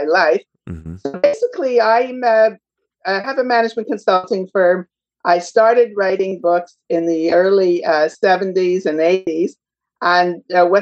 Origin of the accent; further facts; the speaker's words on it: Montreal, Quebec, Canada; now in Toronto, Canada; So I'm a Canadian. I come from Montreal and I'm living today in Toronto